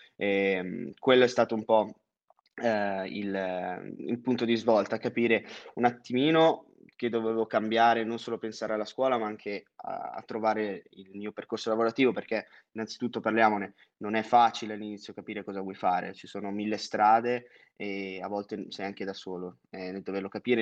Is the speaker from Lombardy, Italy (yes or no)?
yes; Monza, Lombardy, Italy; moved away as an adult; also born or lived in France / Singapore / London; ho 23 anni, vengo originariamente da Monza.